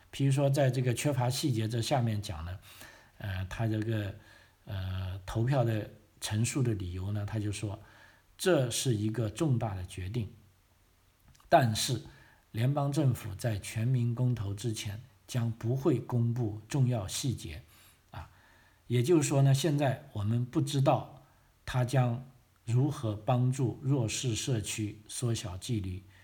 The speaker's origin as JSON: {"language": "Chinese", "country": "China", "moved": "yes", "lives_now": "Australia", "said": "我们中国人"}